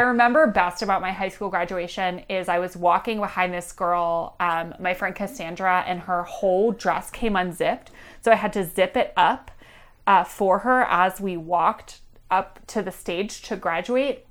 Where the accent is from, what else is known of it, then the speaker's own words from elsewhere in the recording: Pittsburgh, Pennsylvania, United States; I'm from Pittsburgh, Pennsylvania. I grew up as an Orthodox Jew in Squirrel Hill